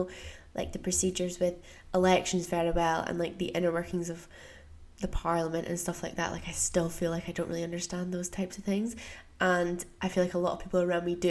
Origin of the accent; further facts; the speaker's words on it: United States; born there; I was born in the States, so I have some tax responsibilities in the US